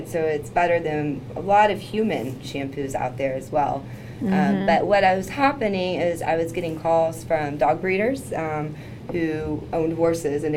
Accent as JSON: {"language": "English", "town": "Lexington", "region": "Kentucky", "country": "United States", "said": "I'm from Lexington"}